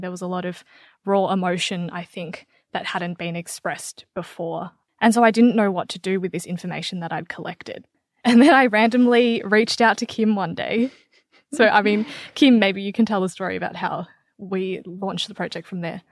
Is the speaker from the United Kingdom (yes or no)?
no; Australia; I am Vietnamese. I was born in Australia, but I have a Vietnamese background.